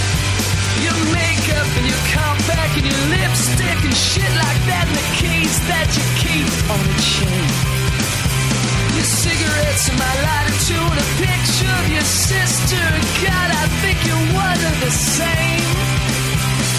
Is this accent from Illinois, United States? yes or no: yes; Chicago, Illinois, United States; Chicago. My hometown